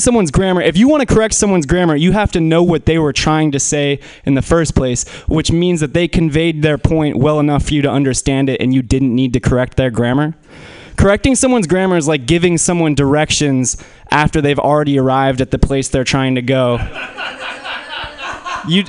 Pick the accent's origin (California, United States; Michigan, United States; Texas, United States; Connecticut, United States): California, United States; Menlo Park; I grew up in Menlo Park